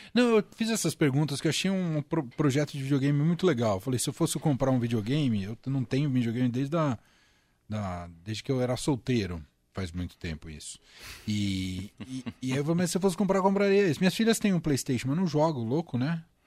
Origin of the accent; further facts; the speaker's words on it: Vargem Grande Paulista, São Paulo, Brazil; eu de Vargem Grande Paulista